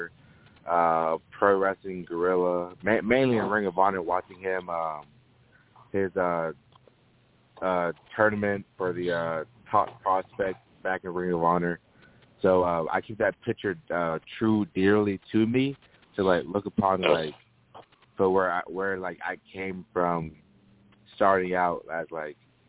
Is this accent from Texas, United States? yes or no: no; Jeffersonville, Indiana, United States; also born or lived in Louisville, Kentucky; I'm born in Louisville, Kentucky, but I was raised in Jeffersonville, Indiana